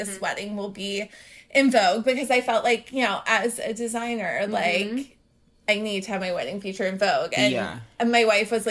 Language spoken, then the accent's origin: English; Atlanta, Georgia, United States; I grew up in Atlanta